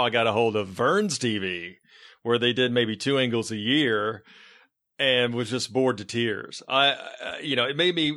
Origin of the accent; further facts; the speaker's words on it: Bartlett, Tennessee, United States; I'm not actually from Germantown. I'm from Bartlett